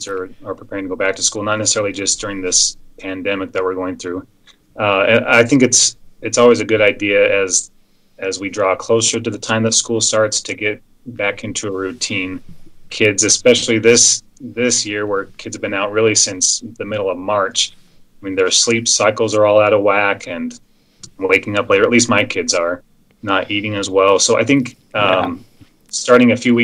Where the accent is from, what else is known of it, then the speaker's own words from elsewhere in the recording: Salt Lake County, Utah, United States; also born or lived in Las Vegas, Nevada; I grew up in Salt Lake County and trained in Las Vegas